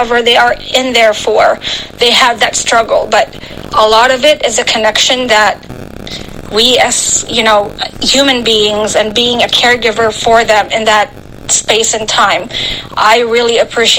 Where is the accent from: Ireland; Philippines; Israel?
Philippines; now in United States; I was actually born and raised in the Philippines